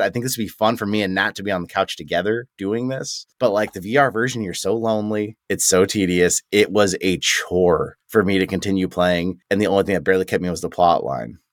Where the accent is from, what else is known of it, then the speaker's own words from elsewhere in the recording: United States; being an American